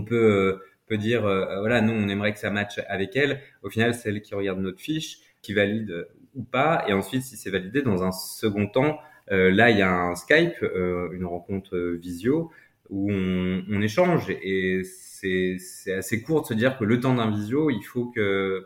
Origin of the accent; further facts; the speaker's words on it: France; en tant que Français